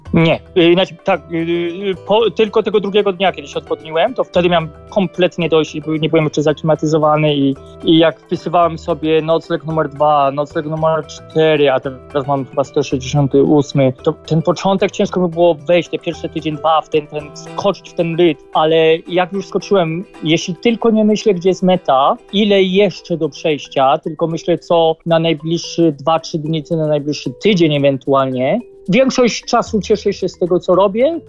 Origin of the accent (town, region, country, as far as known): Poland; accent: heavy Polish accent (in English)